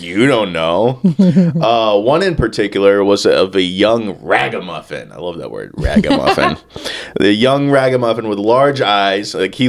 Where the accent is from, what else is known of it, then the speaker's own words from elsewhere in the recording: Kentucky, United States; He hails from Kentucky, my hometown.